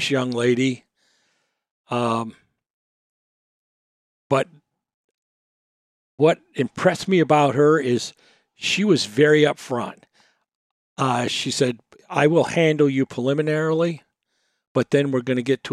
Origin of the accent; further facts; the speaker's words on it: Texas, United States; we're from Texas